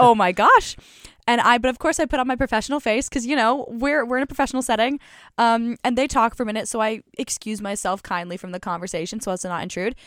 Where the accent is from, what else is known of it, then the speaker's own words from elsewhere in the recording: Colorado, United States; moved away; I was born and raised in Colorado